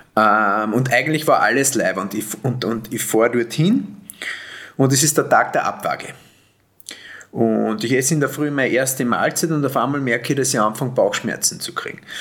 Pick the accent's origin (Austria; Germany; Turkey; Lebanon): Austria; ich bin ja kein Deutscher und, und, und komme aus dem österreichischen